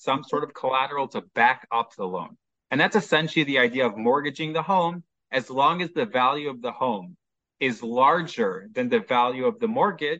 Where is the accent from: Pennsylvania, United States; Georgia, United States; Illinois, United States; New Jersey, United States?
Illinois, United States; Chicago; now in Haifa, Israel; Originally, you can probably tell from my accent, I'm from Chicago. Now I live in Israel, specifically located in Haifa